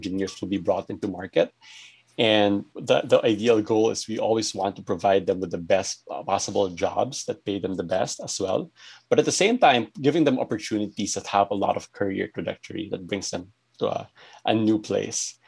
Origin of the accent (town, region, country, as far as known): Philippines